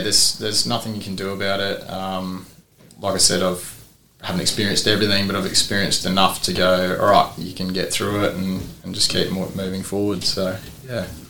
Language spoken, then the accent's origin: English; Port Lincoln, South Australia, Australia; born and bred in Port Lincoln